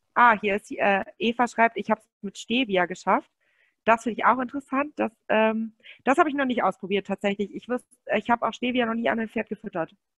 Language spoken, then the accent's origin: German; Münsterland, North Rhine-Westphalia, Germany; bei uns im Münsterland, wir kommen aus Münsterland